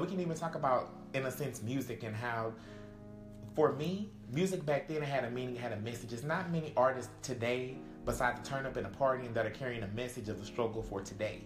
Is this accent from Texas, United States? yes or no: yes; Texas, United States; I'm from Texas